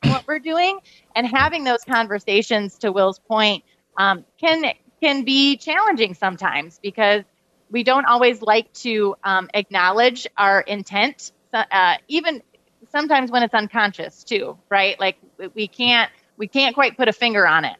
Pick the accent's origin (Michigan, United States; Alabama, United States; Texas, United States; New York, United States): Michigan, United States; Kalamazoo; I grew up in uh, Kalamazoo, Michigan